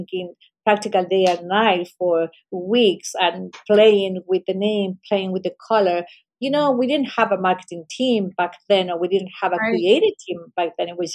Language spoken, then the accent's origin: English; Chile; moved away; I come from Chile, we have an incredible ocean all along the country.